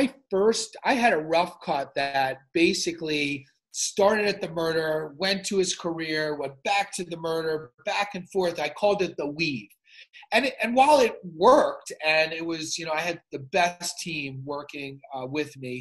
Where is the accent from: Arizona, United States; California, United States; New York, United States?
New York, United States; New York City; you couldn't be from New York City in the 80s